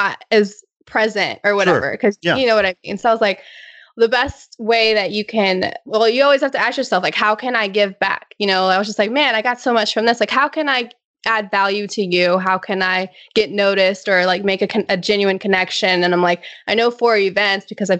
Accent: Virginia, United States; moved away as an adult; also born or lived in Pittsburgh / Boston; now in San Diego, United States; we're both from Virginia

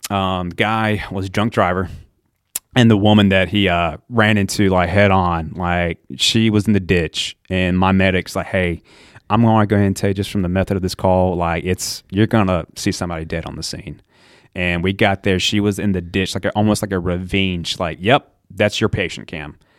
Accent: Ayden, North Carolina, United States; moved away as an adult; also born or lived in Birmingham, Alabama; now in Chapel Hill, United States; all my life, Greenville, I think there was two months of my life actually moved down to Alabama.

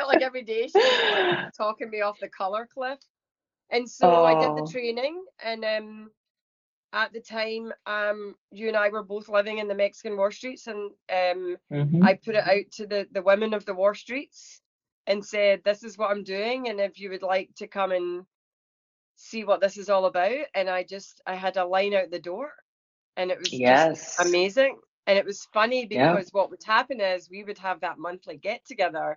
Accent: Scotland, United Kingdom; moved away as an adult; now in Pittsburgh, United States; I was brought up in Scotland.

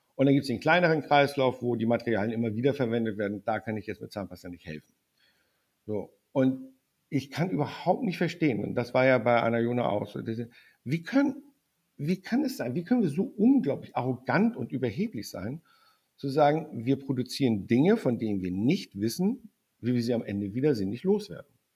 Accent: the North, Northern Germany, Germany; ich komme aus dem Norden

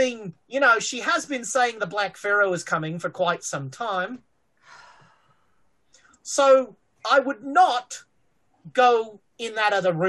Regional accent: Australia

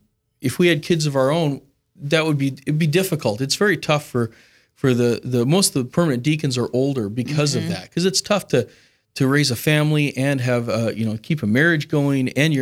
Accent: Missoula, Montana, United States; Well, I'm originally from Montana, Western Montana, Missoula is where I grew up.

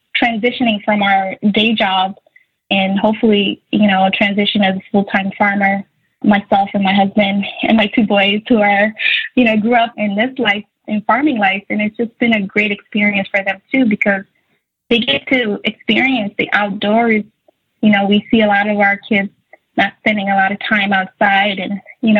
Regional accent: Somalia; also born or lived in Buffalo, New York / Virginia / North Carolina; now in Minnesota, United States; growing up in Somalia

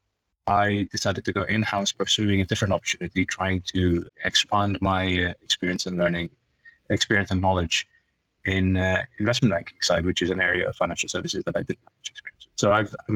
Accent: Tanzania; moved away; I'm originally East African Asian. So I was born in Tanzania

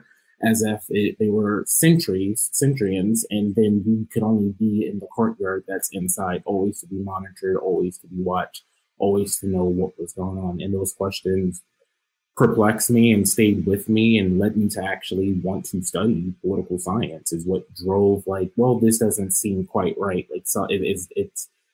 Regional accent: New York, United States; now in Ohio, United States; I'm a New Yorker

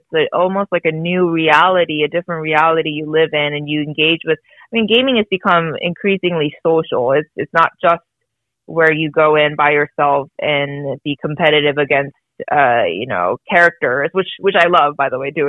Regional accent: United States; I was born in the States

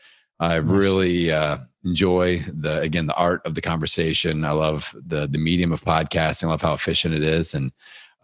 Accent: Indiana, United States; my hometown here in Indiana

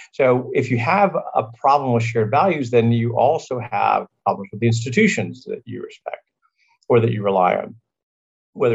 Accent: Virginia, United States; This is a Sunday dinner, 3 o'clock on Sunday afternoon, growing up in Virginia

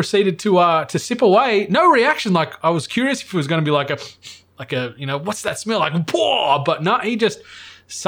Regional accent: Cooma, New South Wales, Australia; growing up in Cooma, there's not a huge amount

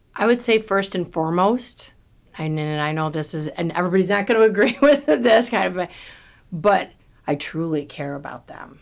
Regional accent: New York, United States; I'm from New York. I talk fast, I talk loud

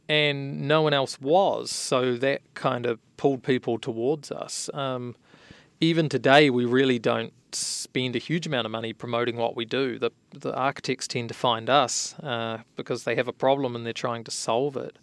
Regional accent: New Zealand; now in San Francisco Bay Area, United States; I'm originally from New Zealand, hence my funny accent

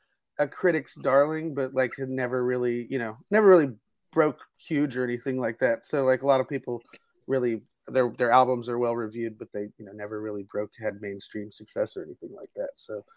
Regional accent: Houston, Texas, United States; I'm from Houston. So it's, you know, just a couple hours north of us

